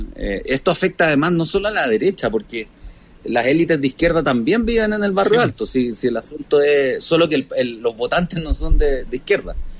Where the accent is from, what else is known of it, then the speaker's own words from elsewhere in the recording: Viña del Mar, Valparaíso, Chile; now in Santiago, Chile; yo soy de Viña